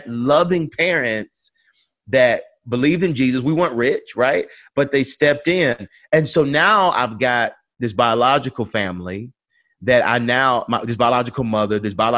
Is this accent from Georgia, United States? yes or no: yes; Atlanta, Georgia, United States; I grew up on Auburn Avenue, the birthplace of the movement.